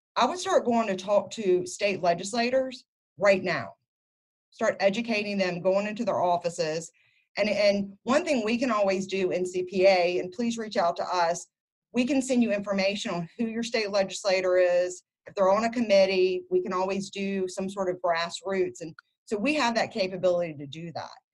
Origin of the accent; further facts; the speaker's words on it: Louisiana, United States; moved away as an adult; I moved back to my home state of Louisiana